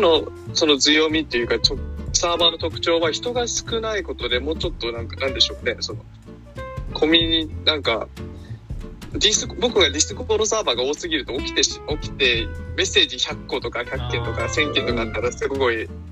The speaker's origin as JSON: {"language": "Japanese", "region": "Hawaii", "country": "United States", "tie": "born or raised there", "said": "アメリカで育った日本人って言ってます"}